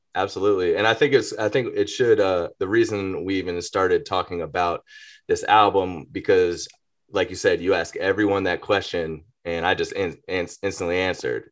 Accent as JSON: {"language": "English", "town": "Atlanta", "region": "Georgia", "country": "United States", "tie": "born or raised there", "said": "I grew up in Greater Atlanta"}